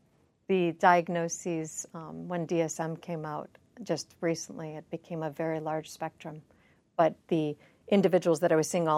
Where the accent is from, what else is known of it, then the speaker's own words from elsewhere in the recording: Chicago, Illinois, United States; Chicago, Illinois.